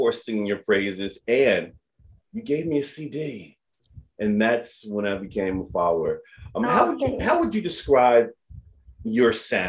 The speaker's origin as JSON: {"language": "English", "town": "Philadelphia", "region": "Pennsylvania", "country": "United States", "tie": "born or raised there", "said": "I'm born and raised in Philly."}